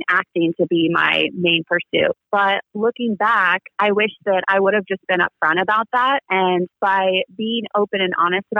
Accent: Des Moines, Iowa, United States; moved away as an adult; I am from Des Moines, Iowa, and I was born and raised there. I was there until about 22

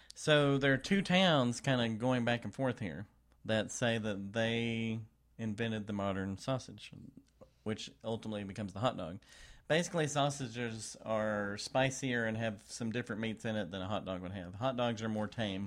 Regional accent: Texas, United States; I'm also from Texas

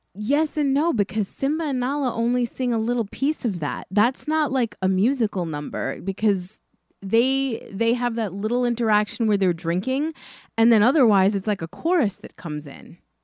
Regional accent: New York, United States; being from New York

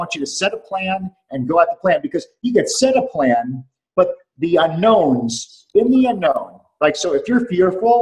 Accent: New York, United States; moved away as an adult; also born or lived in Atlanta, Georgia / Dallas, Texas; now in Houston, United States; I'm a New Yorker

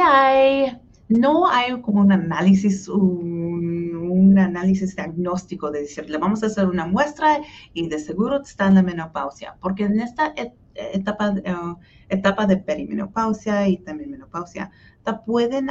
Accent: Hutchinson, Kansas, United States; first language Spanish; also born or lived in Wichita, Kansas; now in Kansas City, United States; fui al colegio de comunidad de Hutchinson, que es donde nací y donde todavía viven mis papás, en el sur centro de, Kansas.

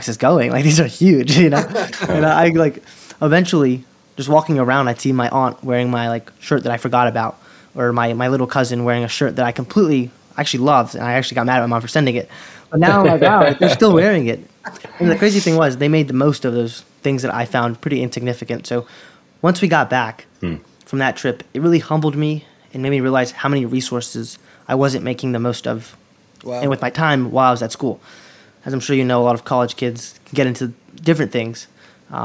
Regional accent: Durham, North Carolina, United States; also born or lived in Queens, New York; I grew up here in Durham, North Carolina, originally born in Queens, New York

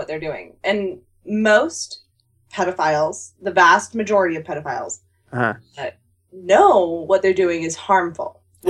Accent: United States; I'm an American.

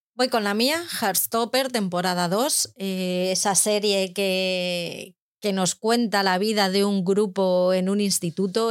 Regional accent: Madrid, Community of Madrid, Spain; yo soy de Madrid

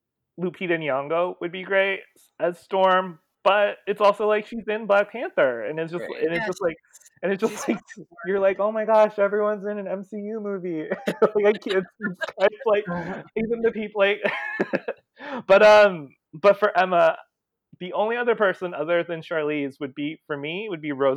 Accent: Philippines; as a Filipino who likes to see more Filipinos in Hollywood.

